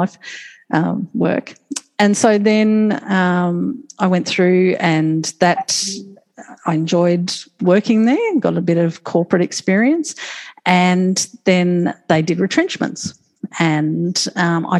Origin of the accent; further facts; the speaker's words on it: Moreton Bay, Queensland, Australia; I just enjoyed playing and growing up on Moreton Bay